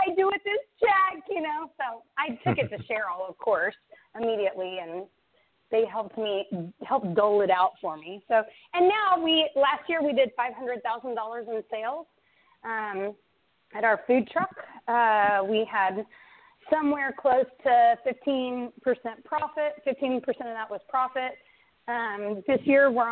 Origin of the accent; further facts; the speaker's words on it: Central Texas, United States; I moved back to my hometown to be closer to my son and my husband